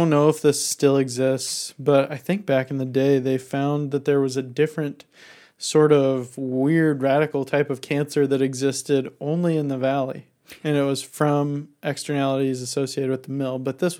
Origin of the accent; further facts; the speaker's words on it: Waha, Idaho, United States; I grew up in Waha.